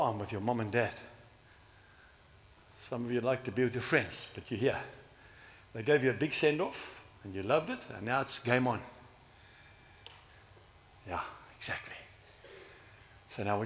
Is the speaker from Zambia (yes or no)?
yes; Zambia; now in South Africa; I can't speak Afrikaans. I come from Zambia.